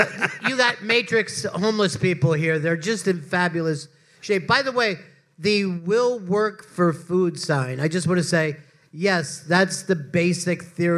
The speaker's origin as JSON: {"language": "English", "area": "outside of Philadelphia", "region": "Pennsylvania", "country": "United States", "tie": "born or raised there", "also_born_or_lived": "Florida", "moved": "yes", "said": "I grew up outside of Philadelphia."}